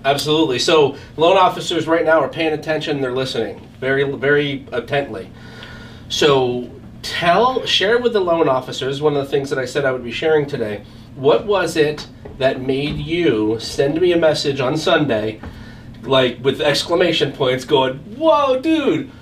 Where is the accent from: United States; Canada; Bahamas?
United States; Allentown, Pennsylvania; here in Allentown, Pennsylvania, right here in my hometown